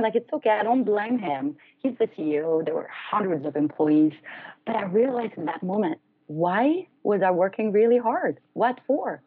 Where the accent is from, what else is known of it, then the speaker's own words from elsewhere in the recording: France; moved away as an adult; also born or lived in United States; I'm originally from France, so I decided to leave the U.S. and go back to France.